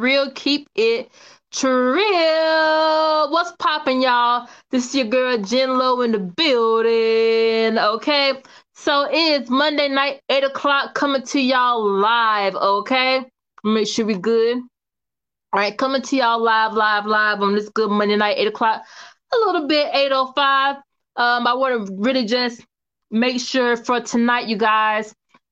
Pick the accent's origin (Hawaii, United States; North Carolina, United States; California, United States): North Carolina, United States; Kinston; also born or lived in Atlanta, Georgia; I'm from Kinston, North Carolina, okay? K-Town, okay, all right. Small town girl with a big town dream